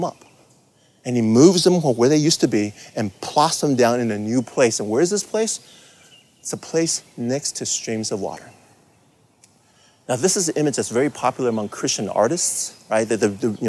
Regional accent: Taiwan; moved away; also born or lived in California; I grew up in Taiwan in the 70s, and we used to live in a really rural area.

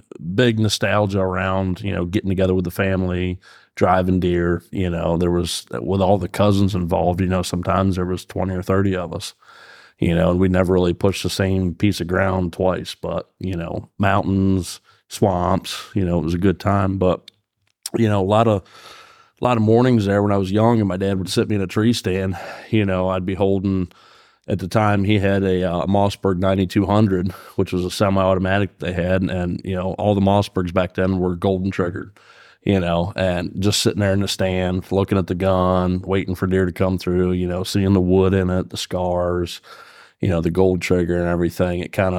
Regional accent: Fairfield, Pennsylvania, United States; I own Cold Springs Custom Calls. I'm from Fairfield, Pennsylvania.

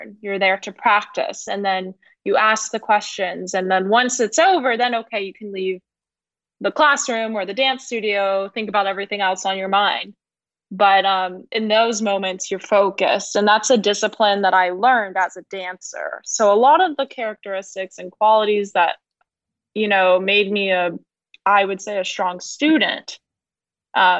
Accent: Atlanta, Georgia, United States; born and raised in Atlanta, Georgia

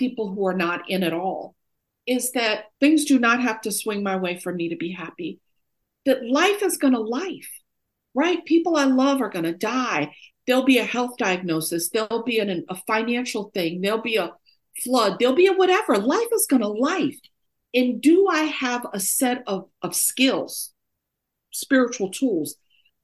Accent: New York, United States; also born or lived in Oakland, California; now in Durham, United States; Although I'm born and raised in New York, I got sober in Oakland, California, and now I live in Durham, North Carolina.

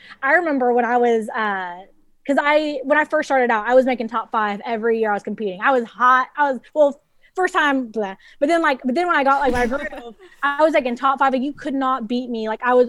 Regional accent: Dallas, Texas, United States; I grew up in Dallas, Texas.

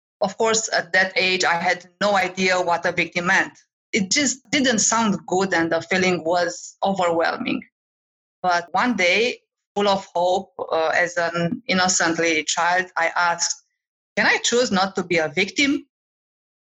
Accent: Romania; moved away as an adult; also born or lived in France / Cyprus / Nigeria; now in United States; I am from Romania, but I traveled and lived in many countries in Europe, like France and Cyprus

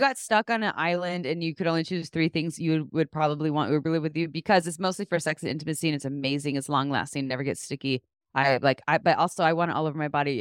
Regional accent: Santa Cruz, California, United States; I actually did receive comprehensive sex education growing up in Santa Cruz

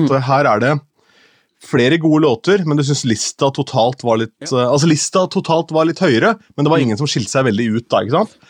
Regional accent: Askim, Østfold, Norway; moved away; hjemme i Askim

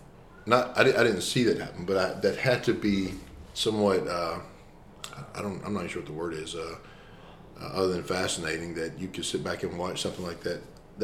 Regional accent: Deweyville, Texas, United States; where I grew up in Deweyville

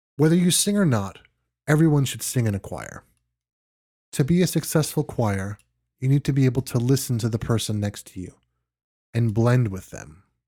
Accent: New York, United States; moved away; I am originally from New York and still have friends living there

